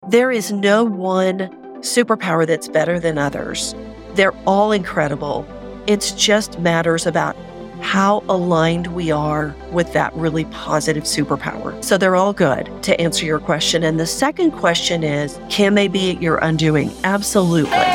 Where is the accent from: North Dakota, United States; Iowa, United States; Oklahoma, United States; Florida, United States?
Oklahoma, United States; I grew up in Oklahoma, the buckle of the Bible Belt